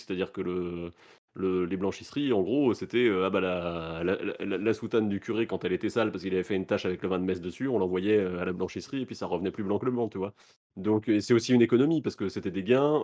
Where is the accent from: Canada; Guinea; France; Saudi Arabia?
France; nous, on en a moins conscience en tant que Français